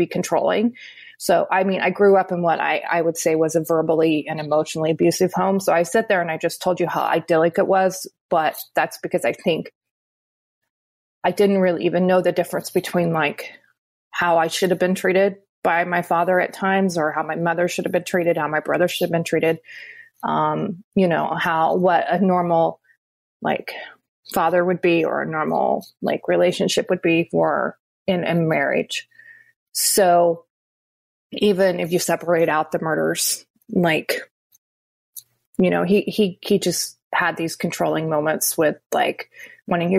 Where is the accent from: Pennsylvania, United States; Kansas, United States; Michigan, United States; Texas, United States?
Kansas, United States; Wichita; I grew up in Wichita, Kansas